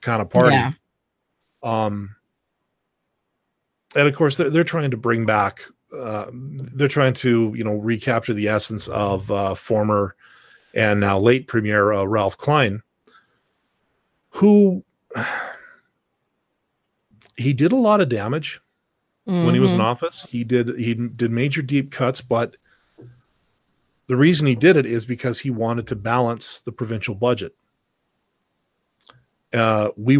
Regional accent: Canada

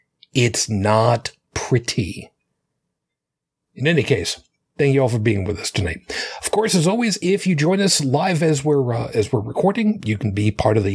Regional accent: New York City, New York, United States; where I lived after I was born in Brooklyn.

